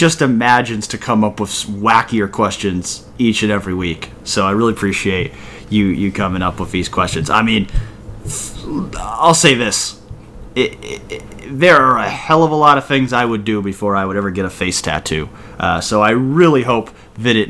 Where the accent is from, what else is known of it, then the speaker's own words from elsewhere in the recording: Massachusetts, United States; moved away; also born or lived in Ohio; I grew up in Massachusetts